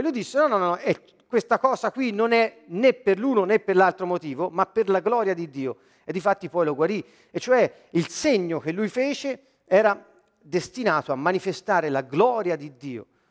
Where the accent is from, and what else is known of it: Siena, Tuscany, Italy